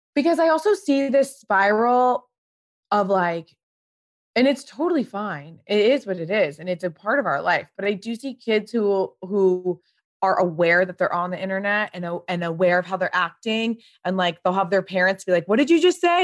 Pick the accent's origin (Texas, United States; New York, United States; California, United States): California, United States; Pasadena; I grew up in Pasadena.